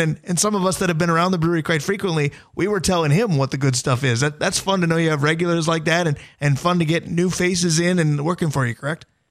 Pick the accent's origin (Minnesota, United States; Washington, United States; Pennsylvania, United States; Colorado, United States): Minnesota, United States; Duluth; I grew up in Duluth